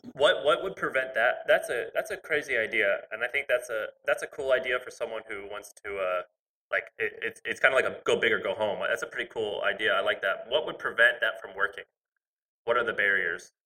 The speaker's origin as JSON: {"language": "English", "region": "Missouri", "country": "United States", "also_born_or_lived": "Tennessee", "moved": "yes", "lives_now": "San Francisco, United States", "said": "I'm from Missouri, and then I lived in Tennessee."}